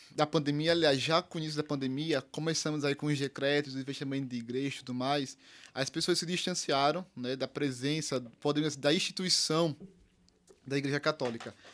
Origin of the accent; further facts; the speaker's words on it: Jacuípe, Alagoas, Brazil; sou lá do interior de Alagoas, de uma cidadezinha chamada Jacuípe, fica bem na divisa do estado entre Alagoas e Pernambuco.